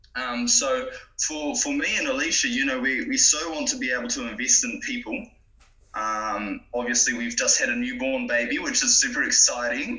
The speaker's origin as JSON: {"language": "English", "region": "Gisborne", "country": "New Zealand", "tie": "born or raised there", "also_born_or_lived": "Napier", "moved": "as an adult", "lives_now": "Tauranga, New Zealand", "said": "I grew up in Gisborne originally. Okay. Yep, so I'm from um, Gisborne, lived most of my life there. I was born in Napier"}